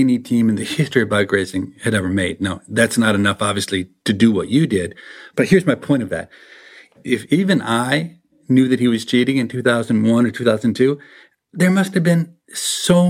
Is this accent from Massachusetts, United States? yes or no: no; Minnesota, United States; I grew up in Minnesota